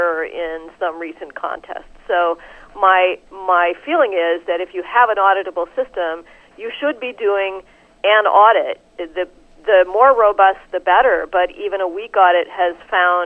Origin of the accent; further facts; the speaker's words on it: Chicago, Illinois, United States; I'm actually from Chicago